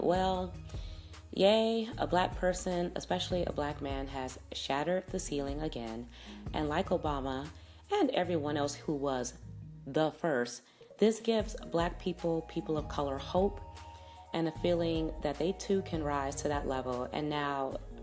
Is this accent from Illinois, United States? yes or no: yes; Chicago, Illinois, United States; Chicago, my hometown